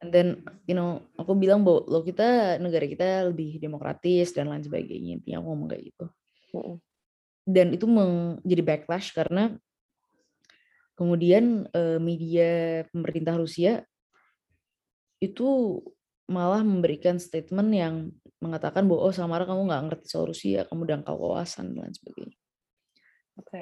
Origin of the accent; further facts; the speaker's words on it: Jakarta, Indonesia; aku ya sebagai orang Jakarta